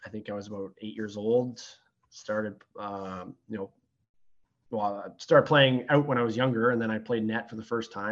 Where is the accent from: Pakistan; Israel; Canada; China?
Canada; Sarnia, Ontario; moved away as an adult; also born or lived in Petrolia, Ontario; now in Windsor, Canada; I grew up in Sarnia, Ontario.